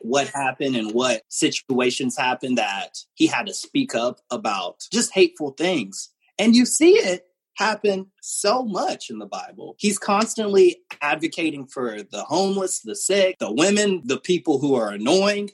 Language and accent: English; Pensacola, Florida, United States; moved away as an adult; now in Orlando, United States; growing up in Pensacola